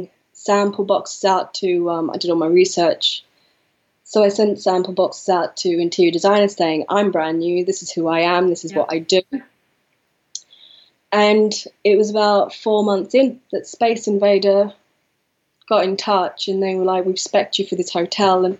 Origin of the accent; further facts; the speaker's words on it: the North East, North East England, United Kingdom; moved away as an adult; also born or lived in Manchester; I'm from the Northeast